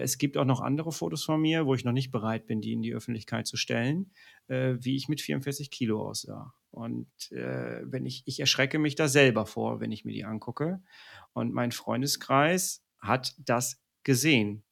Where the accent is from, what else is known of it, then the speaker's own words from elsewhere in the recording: Ruhr area, North Rhine-Westphalia, Germany; ich komme aus dem Ruhrpott, wir sind nicht weit weg voneinander. Du kennst die Mentalität hier im Ruhrpott